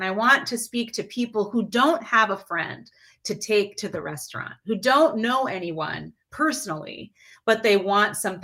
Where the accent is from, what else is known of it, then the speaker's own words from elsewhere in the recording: Midwest, United States; my experience growing up in the Midwest is very different than my best friend's experience.